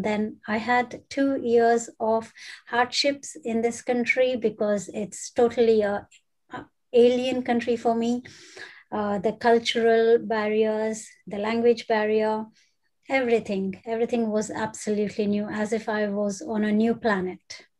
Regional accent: South India, India; English is a second language; moved away as an adult; now in United Kingdom; it is a second life for me in UK, though I was born and brought up in India and haven't been anywhere outside India until then.

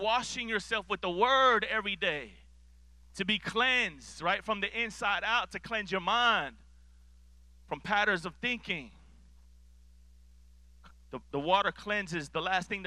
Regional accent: Miami, Florida, United States; I grew up in Miami, Florida

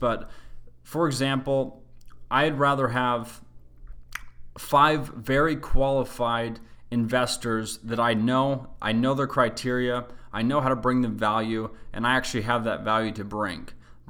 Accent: Salt Lake City, Utah, United States; I grew up in Salt Lake City, Utah. We used a website called KSL.

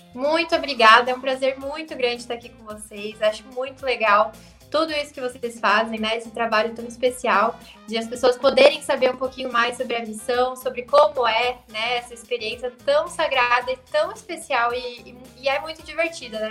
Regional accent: Curitiba, Paraná, Brazil; also born or lived in Maceió; aqui em Curitiba é muito frio, no inverno principalmente

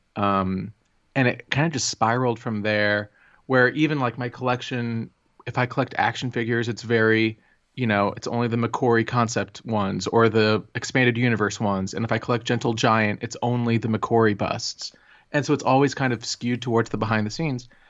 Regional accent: Plano, Texas, United States; I grew up in Plano, Texas

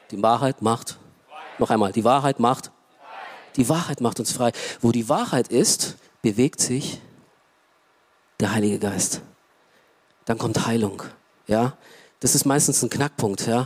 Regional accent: Romania; German is a second language; now in Germany; Ja, ich komme aus Rumänien ähm, und äh, und ich, damals habe ich mich auch echt geschämt dafür, dass ich aus einem Land komme, arm, wirtschaftlich, äh, so, ja.

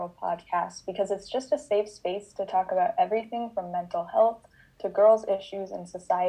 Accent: West Stockbridge, Massachusetts, United States; I'm from West Stockbridge, Massachusetts.

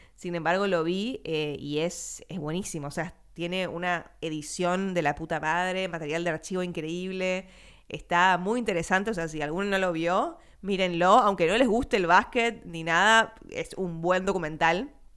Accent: Argentina; nuestra vivencia como argentino latinoamericano

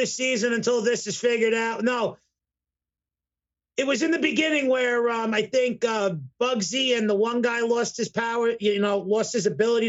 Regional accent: New York, United States; I'm from New York

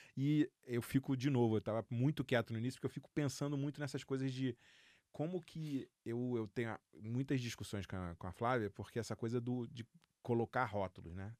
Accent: Rio de Janeiro, Brazil; moved away; eu sou carioca, flamenguista

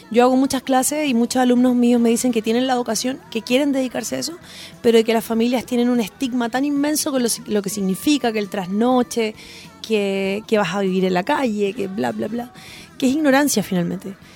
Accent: Chile; Los chilenos somos así porque no tenemos, siento yo, ah, yo que vengo como desde el mundo al folclore

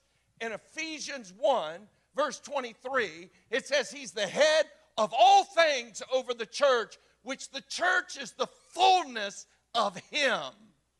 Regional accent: the South, United States; And I'm from the South. I mean, grandma's feather bed is real.

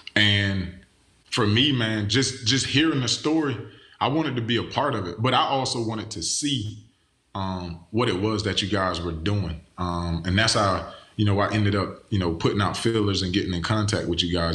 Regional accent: Pahokee, Florida, United States; I'm from Pahokee, Florida, A K A the Muck, Muck City

